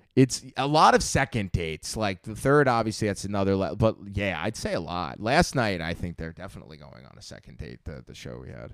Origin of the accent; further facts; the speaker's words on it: Long Island, New York, United States; moved away as an adult; now in Manhattan, United States; I'm twenty-five years old, originally from, uh, Long Island